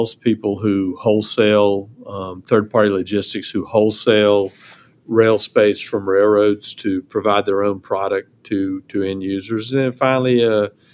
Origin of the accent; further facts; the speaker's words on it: Savannah, Georgia, United States; now in Charleston, United States; I'm from Savannah, and my father was the number two guy at the Georgia Ports Authority